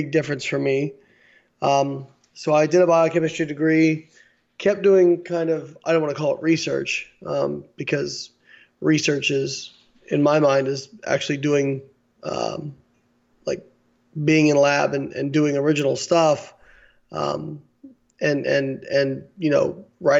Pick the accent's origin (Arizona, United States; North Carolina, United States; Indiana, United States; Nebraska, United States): Indiana, United States; Evansville; moved away; I grew up in Evansville, Indiana.